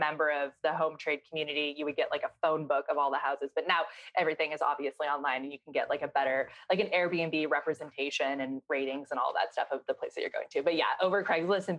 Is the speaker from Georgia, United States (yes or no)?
no; Seattle, Washington, United States; moved away as an adult; also born or lived in East Los Angeles, California; now in Los Angeles, United States; I'm from Seattle, Washington, and I am the founder of Freck Beauty